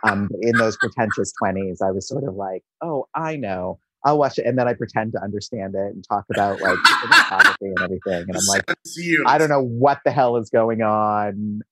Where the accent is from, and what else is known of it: United States